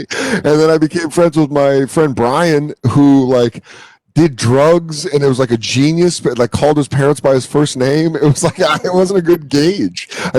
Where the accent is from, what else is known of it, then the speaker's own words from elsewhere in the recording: Colorado, United States; now in New York, United States; growing up in Colorado